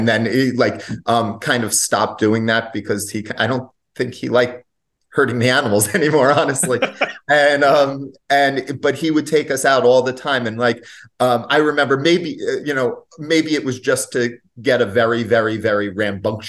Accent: Lyndhurst, New Jersey, United States; grew up in a what was a small town. It's grown up a little bit of Lyndhurst in the northern part, northeastern part of New Jersey

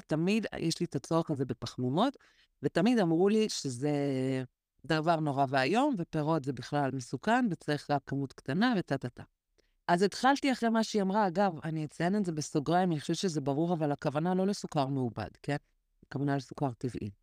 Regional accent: Israel; כשהגענו לישראל, הגענו, אני הייתי בת אה, שנתיים

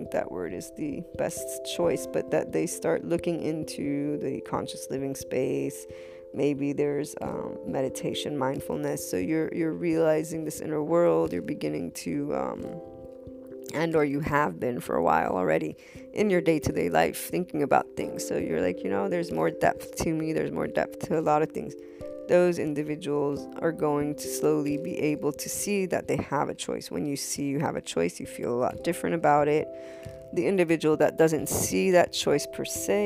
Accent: United States; I'm American Italian

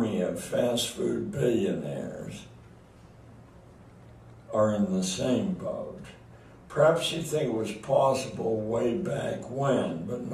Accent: Pittsburgh, Pennsylvania, United States; I'm from Pittsburgh

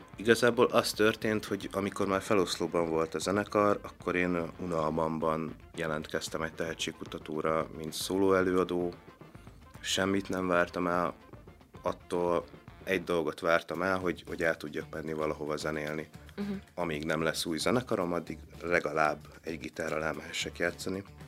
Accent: Szabadkígyós, Békés, Hungary; hogyha Szabad Kígyusról Gyulára mentem el, akkor én azt már a messzinek éreztem

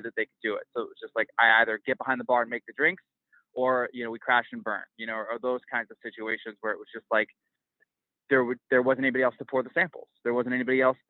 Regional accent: Midwest, United States; now in New York City, United States; I grew up in the Midwest

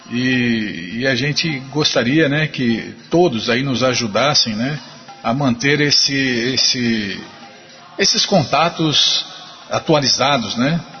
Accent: Curitiba, Paraná, Brazil; now in Cuiabá, Brazil; sou natural de Curitiba, Paraná e moro atualmente em Cuiabá, Mato Grosso, onde trabalho e resido com a minha família.

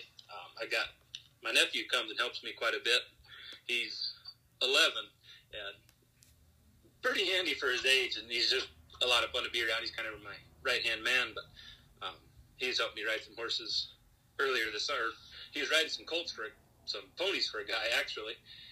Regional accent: South Dakota, United States; I'm originally from South Dakota

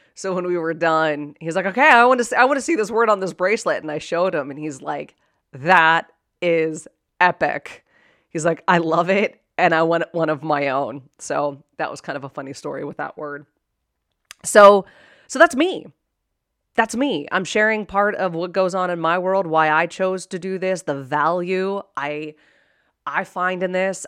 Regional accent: Pittsburgh, Pennsylvania, United States; I was born and raised in Pittsburgh, Pennsylvania

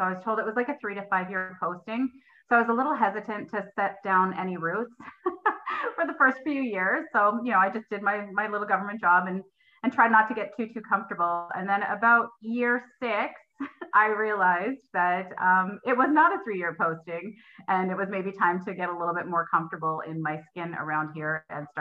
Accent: Simcoe County, Ontario, Canada; moved away as an adult; also born or lived in Alliston / Pembroke-Petawawa; now in Pembroke, Canada; I grew up down in Simcoe County

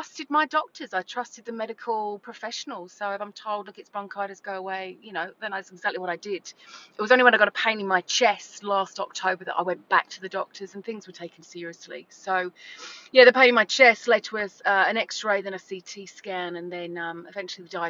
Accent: England, United Kingdom; moved away as an adult; also born or lived in Gold Coast, Australia; now in Burleigh Heads, Australia; I am English. I moved here 20 years ago. This was my first stop backpacking

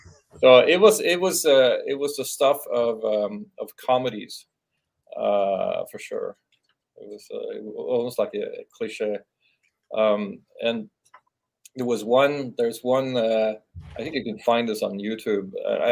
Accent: Norway; moved away; I grew up in Norway.

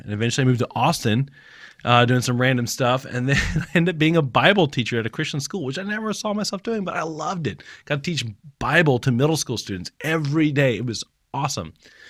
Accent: Japan; I grew up in Japan, but I don't know if I'm wired to do ministry in Japan.

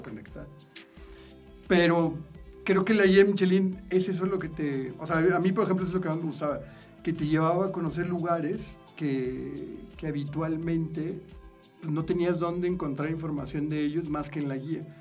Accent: Monterrey, Nuevo León, Mexico; moved away as an adult; also born or lived in Nuevo Laredo, Tamaulipas; now in Mexico City, Mexico; nazco ya y así a los quince días me voy a Monterrey

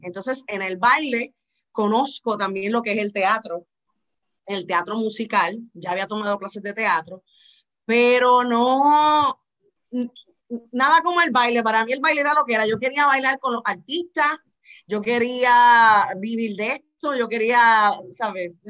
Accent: Miami, Florida, United States; yo soy de padres cubanos, mi mamá es puertorriqueña, yo nací en Estados Unidos, Miami, Florida

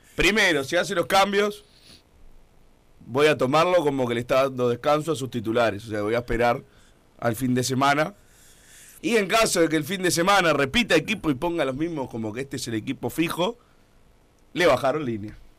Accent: Uruguay

